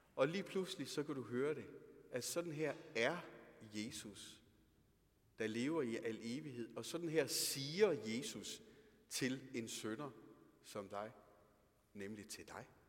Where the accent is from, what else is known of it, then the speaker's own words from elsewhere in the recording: Denmark; Vi er nogle danskere, er vi.